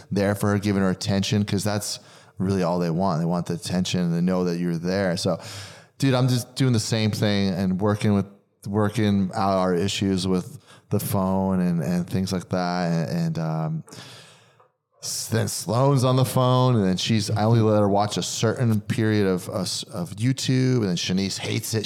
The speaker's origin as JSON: {"language": "English", "region": "New Jersey", "country": "United States", "tie": "born or raised there", "said": "growing up in New Jersey"}